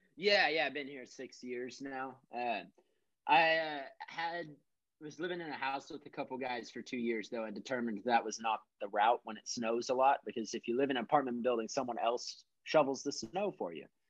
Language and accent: English; Texas, United States; moved away as an adult; also born or lived in Minnesota; this was all down in Texas. And then I moved from Texas to Minnesota to come up to college